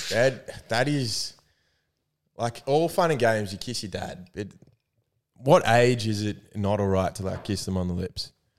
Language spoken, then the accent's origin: English; New South Wales, Australia; I am from New South Wales. I'm a blues man